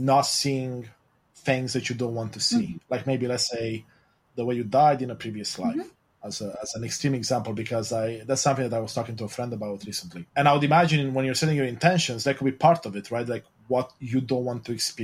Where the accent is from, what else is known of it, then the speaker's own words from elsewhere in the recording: Romania; moved away; I grew up in Romania, Eastern Europe, a Christian Orthodox